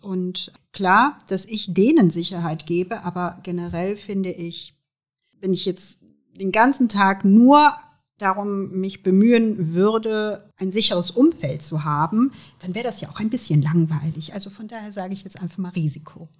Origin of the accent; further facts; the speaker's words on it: Aachen, North Rhine-Westphalia, Germany; Ich bin hier in Aachen geboren. Ähm, und ähm, wenn ich an Aachen denke, denke ich natürlich an meine Heimatstadt. Hier bin ich zur Schule gegangen